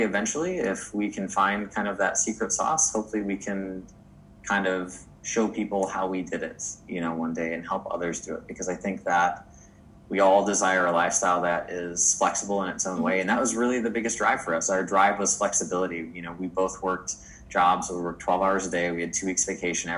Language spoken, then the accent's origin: English; Wisconsin, United States; moved away as an adult; also born or lived in Southern California; I'm from Wisconsin